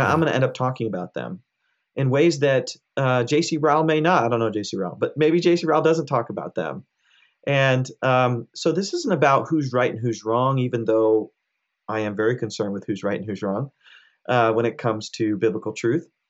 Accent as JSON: {"language": "English", "country": "United States", "tie": "born or raised there", "said": "I grew up in America. I was born and raised in America, but my parents are immigrants from India."}